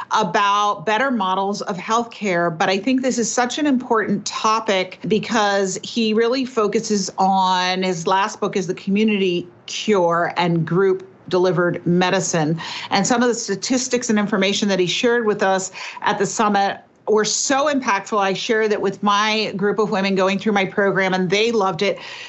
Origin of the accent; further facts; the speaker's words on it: New York City, New York, United States; I grew up in New York City to a mom.